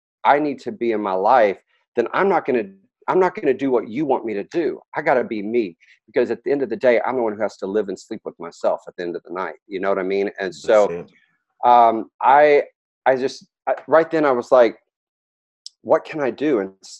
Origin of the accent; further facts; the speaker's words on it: Dallas, Texas, United States; moved away as an adult; I was raised in Dallas